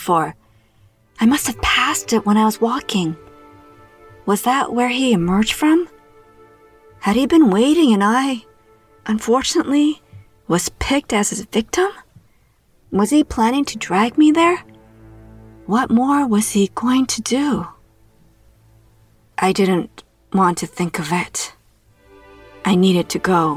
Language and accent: English; Toronto, Ontario, Canada; my hometown of Toronto, Canada.